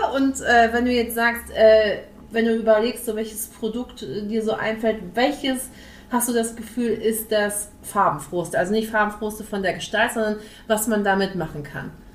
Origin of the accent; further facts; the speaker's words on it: Ruhr area, North Rhine-Westphalia, Germany; moved away; also born or lived in Dithmarschen; Ich komme aus Ursprung aus dem Ruhrpott